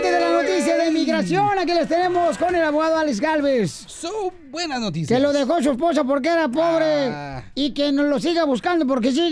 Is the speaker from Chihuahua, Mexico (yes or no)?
yes; Chihuahua, Mexico; now in United States; sí, de Chihuahua.